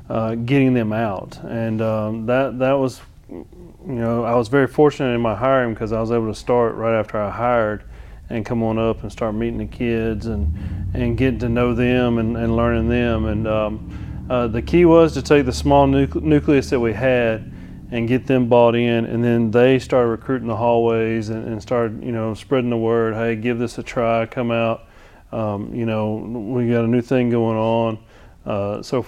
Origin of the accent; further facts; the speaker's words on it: Georgia, United States; moved away as an adult; now in Alabama, United States; originally I'm from Georgia.